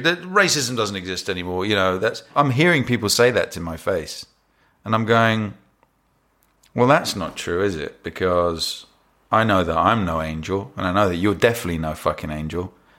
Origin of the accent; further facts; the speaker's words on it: London, United Kingdom; first language English; even though English is my first language, I was born here.